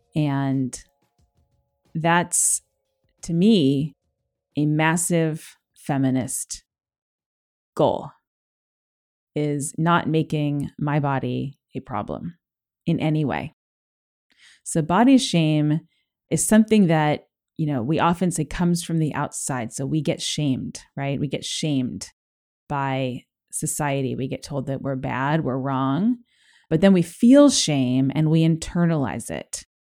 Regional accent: Los Angeles, California, United States; I grew up in Los Angeles

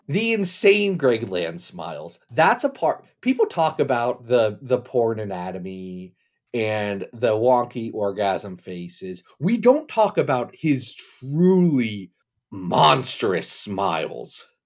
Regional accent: Kentucky, United States; I was born in Kentucky

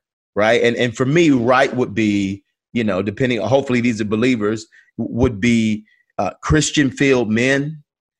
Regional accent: Atlanta, Georgia, United States; I grew up on Auburn Avenue, the birthplace of the movement.

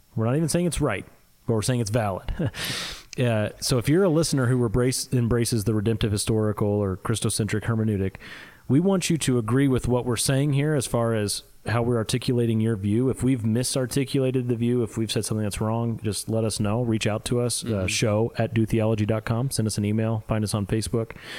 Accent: Midwest, United States; accent: Midwest; my Midwest accent

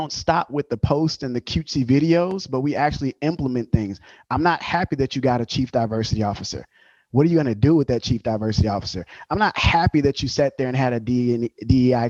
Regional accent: Louisiana, United States; Growing up in the South in Louisiana, especially in the country, what they call Bayou Land

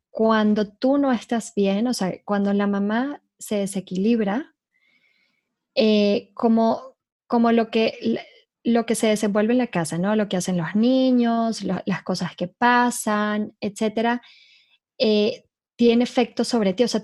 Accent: Venezuela; accent: hybrid; now in Mexico; Yo soy, por si me oyen un acento híbrido, soy de Venezuela.

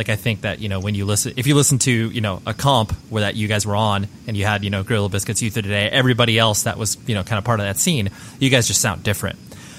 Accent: California, United States; Essentially born and raised in Southern California, so, you know, got exposed to music via, you know, a lot of the same methods that, you know, many of us did.

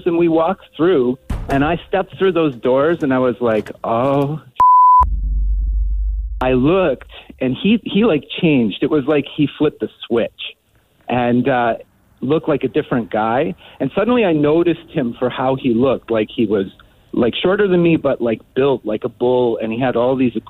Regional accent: Canada; I'm Canadian.

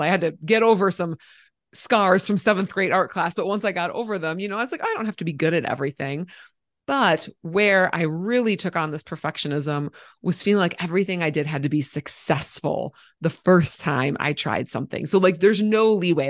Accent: Minnesota, United States; moved away as an adult; now in Colorado, United States; I live in Colorado, but I'm from Minnesota

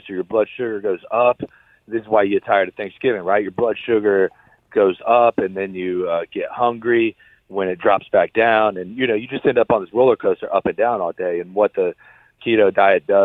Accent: Ohio, United States; we're both from Ohio

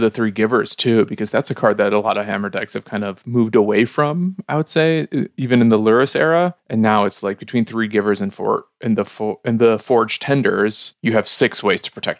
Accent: Skokie, Illinois, United States; the New York Times told me that I grew up in Skokie, Illinois

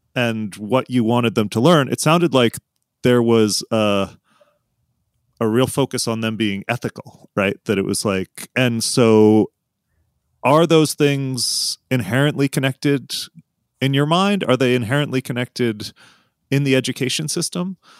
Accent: outside of Philadelphia, Pennsylvania, United States; now in Arizona, United States; I grew up outside of Philly

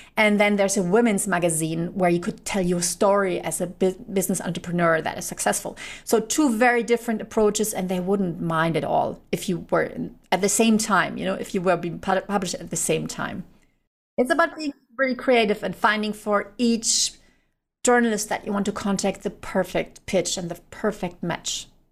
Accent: Germany; I'm from Germany

